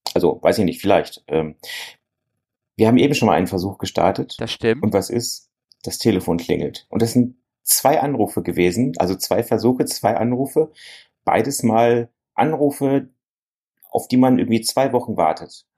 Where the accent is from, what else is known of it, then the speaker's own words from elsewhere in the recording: North Rhine-Westphalia, Germany; bei uns in Westfalen